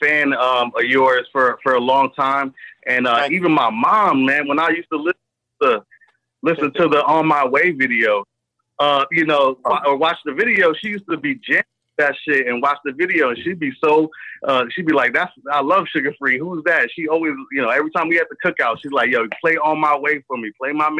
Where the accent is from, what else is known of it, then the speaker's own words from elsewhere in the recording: Long Beach, California, United States; now in Tampa, United States; I'm from Long Beach originally, but I'm out here in Tampa.